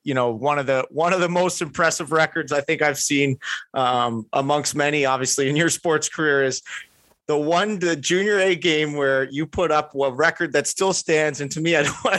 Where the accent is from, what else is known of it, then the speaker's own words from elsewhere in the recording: Kitchener, Ontario, Canada; being from Kitcher